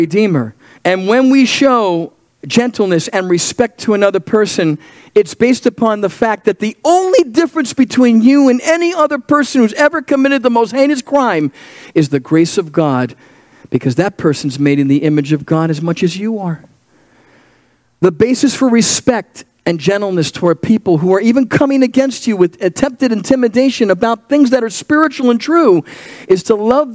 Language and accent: English; New York, United States; I'm a New Yorker.